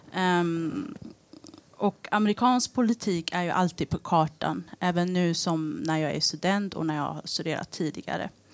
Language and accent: Swedish; Eritrea; now in Sweden; där jag kommer ifrån, Eritrea